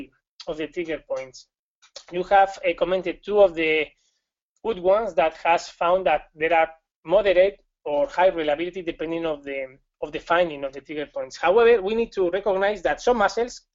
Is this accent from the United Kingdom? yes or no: no; Spain; accent: Spanish; English is a second language; I'm from Spain